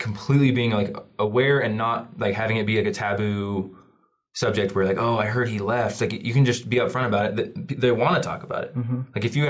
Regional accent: Portland, Oregon, United States; moved away as an adult; now in Utah, United States; I'm from Portland, Oregon. I was born and raised Mormon

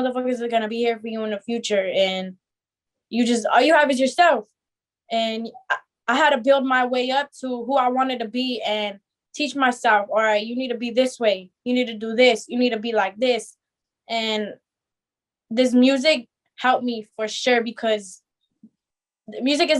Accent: Azusa, California, United States; I always lived here in California. I grew up and right here in SGV, Azusa

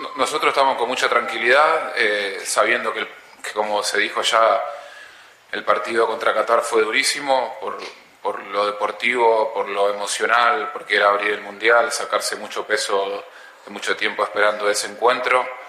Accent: Ecuador; Acá somos todos ecuatorianos

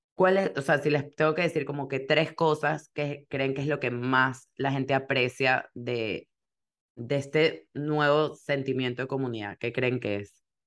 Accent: Venezuela; moved away; porque nosotros somos venezolanas

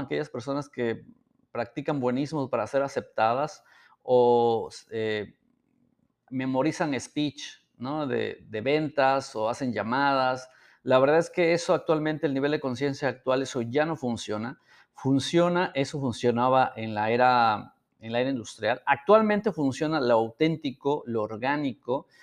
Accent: San Miguel Soyaltepec, Oaxaca, Mexico; vivíamos en Oaxaca

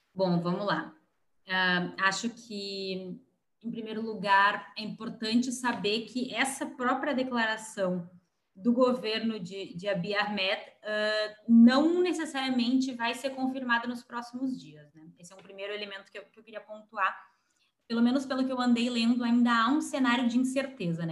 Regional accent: Brazil; A gente é brasileiro

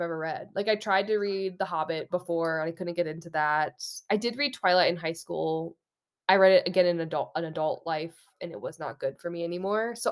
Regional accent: Maryland, United States; also born or lived in Texas; now in Colorado, United States; Although I grew up in Maryland, like, I feel like I grew into who I am in Texas

